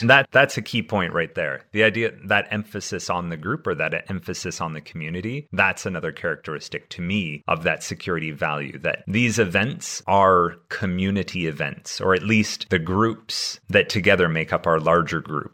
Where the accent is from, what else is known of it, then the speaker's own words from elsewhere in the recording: Canada; my school growing up in Canada